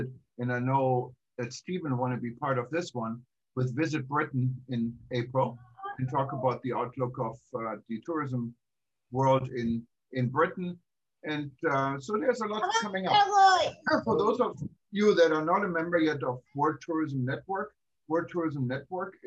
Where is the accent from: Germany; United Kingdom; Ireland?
Germany; Düsseldorf, North Rhine-Westphalia; now in Hawaii, United States; when I grew up in Germany